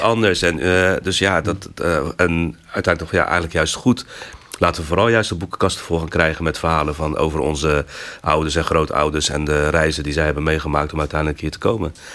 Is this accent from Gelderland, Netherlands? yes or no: no; Rotterdam, South Holland, Netherlands; moved away as an adult; also born or lived in Morocco; now in Utrecht, Netherlands; getogen in Rotterdam. Dat is toch echt wel mijn, mijn thuisstad. Daar heb ik mijn, mijn, hele kindertijd en mijn jeugd doorgebracht